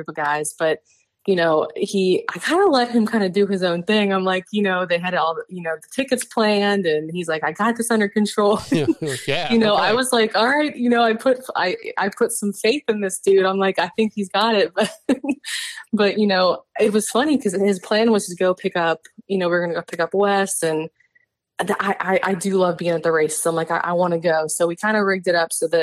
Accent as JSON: {"language": "English", "town": "Cincinnati", "region": "Ohio", "country": "United States", "tie": "born or raised there", "said": "we both grew up in Ohio. We're both from Cincinnati"}